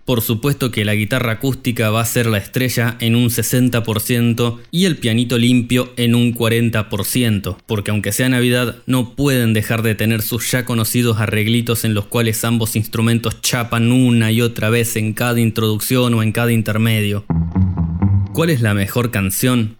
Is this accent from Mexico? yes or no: no; Argentina; como buenos argentinos que somos